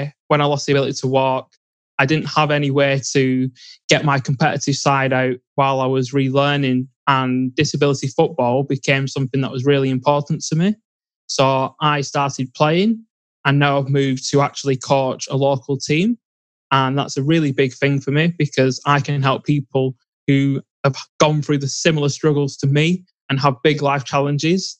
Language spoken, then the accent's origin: English; England, United Kingdom; I grew up in England.